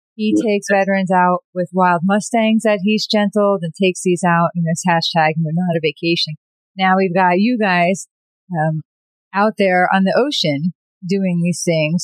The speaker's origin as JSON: {"language": "English", "town": "New York City", "region": "New York", "country": "United States", "said": "being New Yorker"}